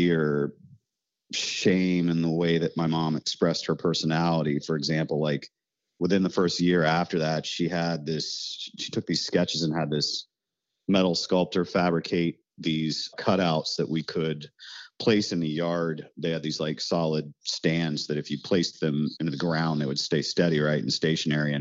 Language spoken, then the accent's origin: English; Parkersburg, West Virginia, United States; now in New Orleans, United States; I was raised in Parkersburg, West Virginia